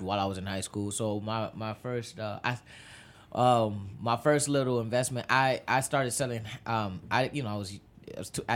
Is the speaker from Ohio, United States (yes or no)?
no; Chicago, Illinois, United States; also born or lived in Kenya / Homewood, Illinois; I was born in Kenya. My mother's Kenyan. We eventually flew to Chicago because my father's from Chicago